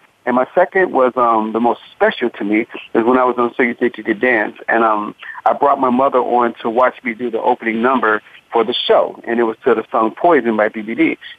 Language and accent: English; Cincinnati, Ohio, United States; Cincinnati, Ohio.